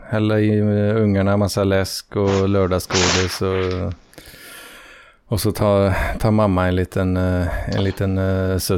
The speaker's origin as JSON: {"language": "Swedish", "region": "Skåne", "country": "Sweden", "said": "sa du det bara för att jag är från Skåne liksom?"}